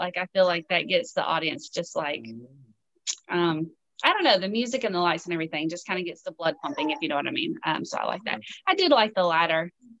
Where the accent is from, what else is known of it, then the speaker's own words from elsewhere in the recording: the South, United States; and I love to cook, you know, I'm from the South. So I cook, you know, good old fashioned Southern meals every night.